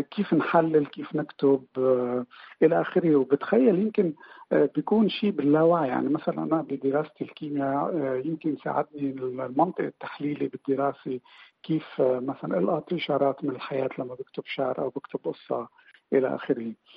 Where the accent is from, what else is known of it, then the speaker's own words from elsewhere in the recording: Beirut, Beirut Governorate, Lebanon; moved away as an adult; also born or lived in Shatila camp, Lebanon; now in Iceland; انا ولدت وربيت ببيروت آه، كفلسطيني